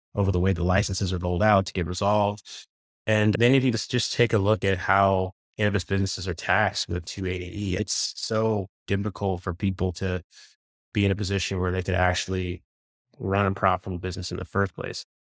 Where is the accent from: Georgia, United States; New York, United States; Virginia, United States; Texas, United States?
Virginia, United States; I grew up in Virginia